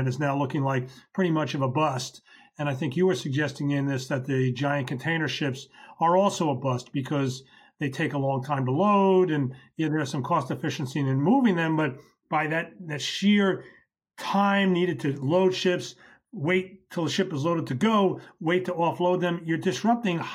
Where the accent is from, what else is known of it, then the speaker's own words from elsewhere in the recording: New York, United States; I can think as a New Yorker